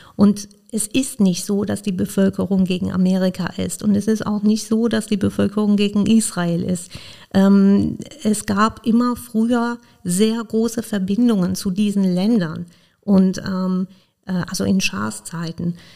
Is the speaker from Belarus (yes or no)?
no; Iran; now in Koblenz, Germany; Ich komme ursprünglich aus dem Iran